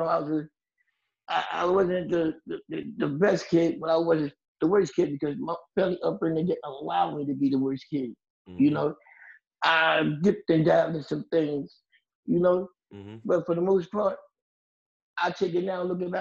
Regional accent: Jersey City, New Jersey, United States; I'm from Jersey City, where I still live all my life. Born and raised here

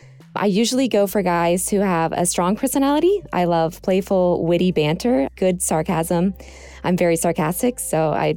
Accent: Florida, United States; moved away; I grew up in Florida, and so I grew up around swampland

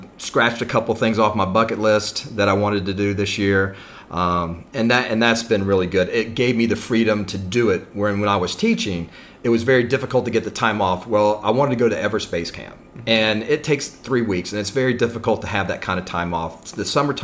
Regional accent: Mississippi, United States; moved away as an adult; also born or lived in Japan; now in Chiang Mai, Thailand; I'm originally from Mississippi, and that's where I met my wife, and we got jobs with the Department of Defense working in Japan overseas, and we worked there for 16 years

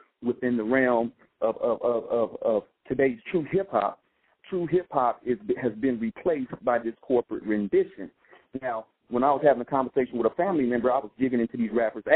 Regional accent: West Coast, California, United States; I grew up on the West Coast

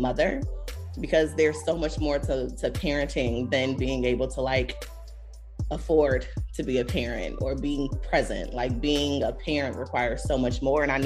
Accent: Buffalo, New York, United States; moved away; also born or lived in Greensboro, North Carolina; I'm originally from Buffalo, New York, the Rust Belt

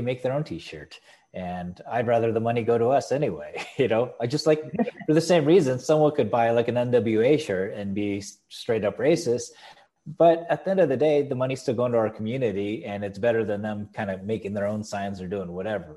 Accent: San Diego, California, United States; I was born in San Diego.

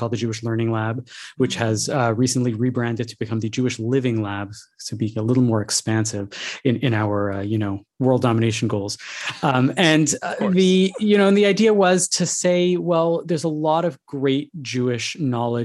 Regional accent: Montreal, Quebec, Canada; I grew up in Montreal

